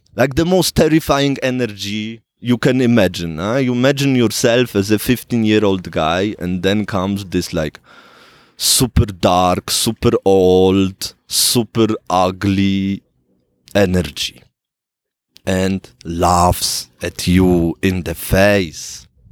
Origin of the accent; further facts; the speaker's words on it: Switzerland; I grew up in Switzerland in relative poverty.